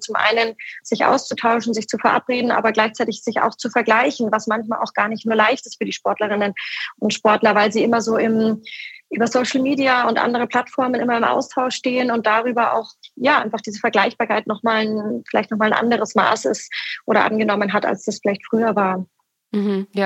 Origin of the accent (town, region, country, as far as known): Hamburg, Germany